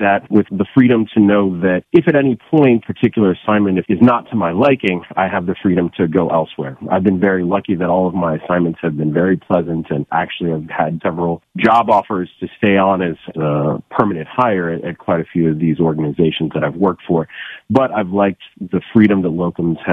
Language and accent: English; South Africa; moved away; I am originally from South Africa